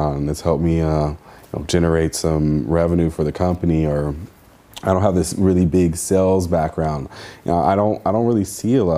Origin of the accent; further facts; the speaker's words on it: Santa Monica, California, United States; I grew up in Santa Monica